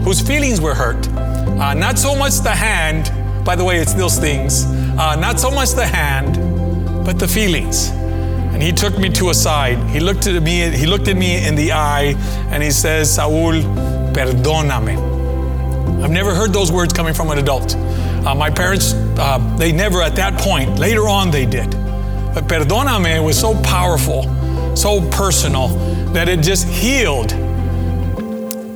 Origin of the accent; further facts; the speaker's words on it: McFarland, United States; the church that we grew up in McFarland